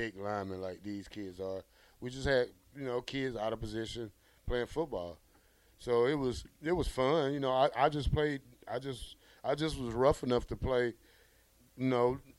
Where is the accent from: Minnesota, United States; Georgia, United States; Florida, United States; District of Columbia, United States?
Georgia, United States; Columbus; moved away; I'm originally from Columbus, Georgia, which is the south of Atlanta, 88 miles